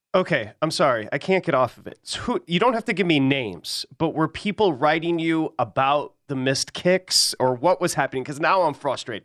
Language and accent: English; outside of Detroit, Michigan, United States; the kids I grew up with outside of Detroit